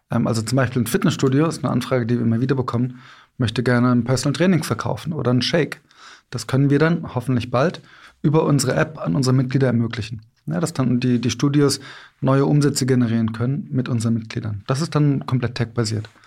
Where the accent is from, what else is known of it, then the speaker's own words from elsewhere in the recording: Cologne, North Rhine-Westphalia, Germany; Ich komme aus Köln.